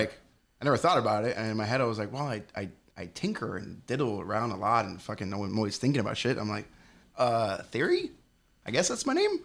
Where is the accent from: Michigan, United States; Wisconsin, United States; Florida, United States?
Florida, United States; Hialeah; also born or lived in Colorado; I was born and raised in a town called Hialeah.